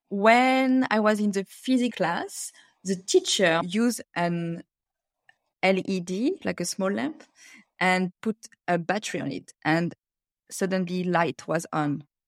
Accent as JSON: {"language": "English", "country": "France", "tie": "born or raised there", "also_born_or_lived": "Cameroon / China", "second_language": "English", "moved": "as an adult", "lives_now": "Australia", "said": "I grew up in France"}